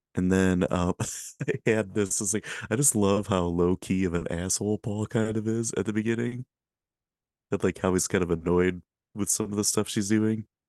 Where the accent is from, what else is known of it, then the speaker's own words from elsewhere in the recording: Michigan, United States; I'm from Michigan